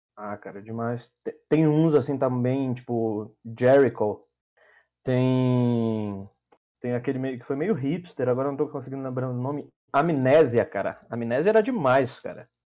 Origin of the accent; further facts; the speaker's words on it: Belém, Pará, Brazil; now in São Paulo, Brazil; eu sou de Belém do Pará. Mais de 3 mil quilômetros daqui de São Paulo